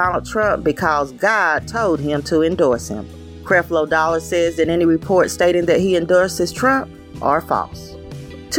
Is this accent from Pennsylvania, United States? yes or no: no; Knoxville, Tennessee, United States; my hometown of Knoxville, Tennessee